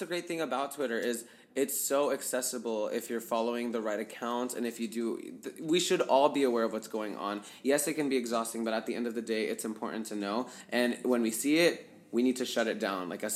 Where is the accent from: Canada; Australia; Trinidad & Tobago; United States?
United States; as a brown boy, you just, like, experience things, like, growing up in America